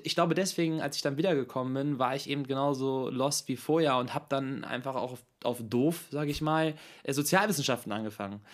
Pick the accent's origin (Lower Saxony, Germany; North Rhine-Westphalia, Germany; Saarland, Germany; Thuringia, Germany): Lower Saxony, Germany; Hanover; Geboren und aufgewachsen in Hannover